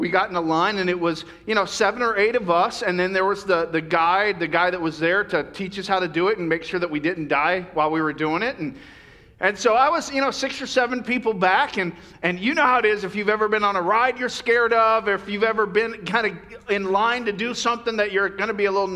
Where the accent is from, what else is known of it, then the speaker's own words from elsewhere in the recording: Florida, United States; now in California, United States; when I grew up in Florida, we had, you know, beautiful beaches